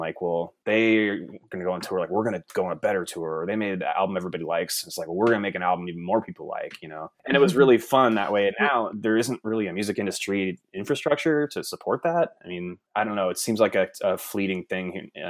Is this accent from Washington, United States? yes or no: yes; Bellingham, Washington, United States; every time I tell people I'm from Bellingham, Washington, they just don't. They think that is like a farm town to them.